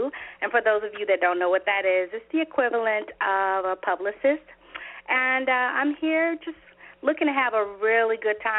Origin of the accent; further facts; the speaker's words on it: Pine Bluff, Arkansas, United States; moved away; I'm originally from Pine Bluff, Arkansas.